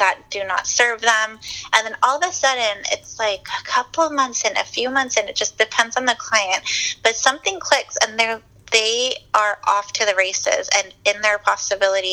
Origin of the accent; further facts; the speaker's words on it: San Diego, California, United States; moved away; also born or lived in Washington, D.C.; I'm from San Diego, born and raised